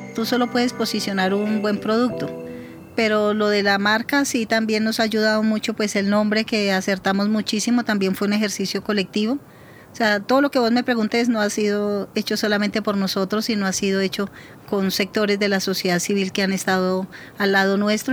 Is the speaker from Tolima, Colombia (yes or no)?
yes; Tolima, Colombia; also born or lived in Antioquia; now in Bogotá, Colombia; nací en el Tolima, pero operé con FARC en Antioquia